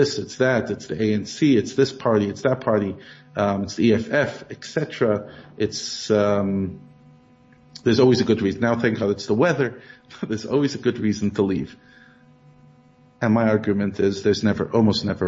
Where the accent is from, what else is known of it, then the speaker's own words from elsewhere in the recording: Brooklyn, New York, United States; moved away as an adult; now in South Africa; I grew up in Brooklyn. You could hear from my accent